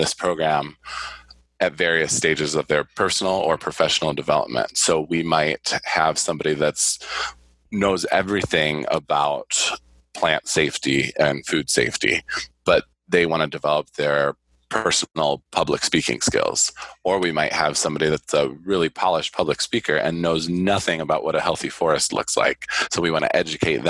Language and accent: English; Ohio, United States; also born or lived in Michigan; now in Arizona, United States; I was born in Michigan, and you mentioned that I grew up in Ohio